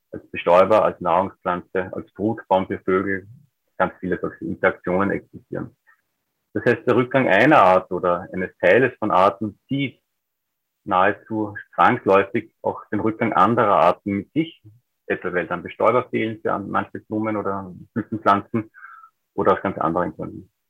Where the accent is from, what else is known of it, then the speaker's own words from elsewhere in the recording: Upper Austria, Austria; Ich bin aufgewachsen in Oberösterreich, im Alpenvorland, in einer Landschaft, die auch schon vor einigen Jahrzehnten